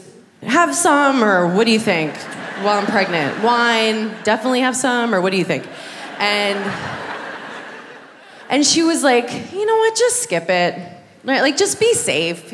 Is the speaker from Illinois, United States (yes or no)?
no; New York, United States; I'm from New York.